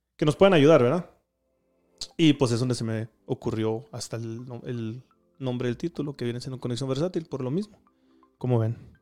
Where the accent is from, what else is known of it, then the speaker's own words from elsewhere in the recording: Denver, Colorado, United States; also born or lived in Durango, Mexico; yo nací aquí en Denver, así, uh, en el año 90